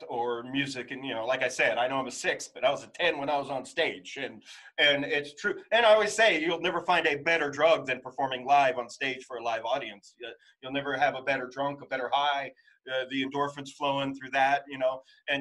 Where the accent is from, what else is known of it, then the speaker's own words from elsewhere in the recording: Utah, United States; also born or lived in California; Growing up in Utah, like and California